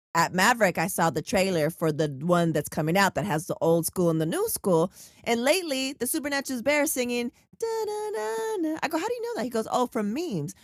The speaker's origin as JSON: {"language": "English", "town": "San Diego", "region": "California", "country": "United States", "tie": "born or raised there", "said": "I'm from San Diego"}